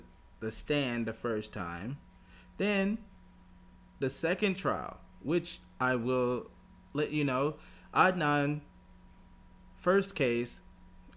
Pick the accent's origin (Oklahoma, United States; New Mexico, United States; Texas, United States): Texas, United States; I'm from Texas